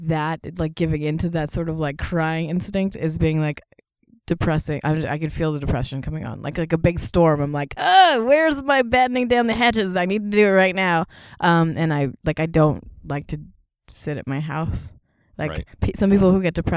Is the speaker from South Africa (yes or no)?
no; Canada; moved away as an adult; now in United States; I'm also Canadian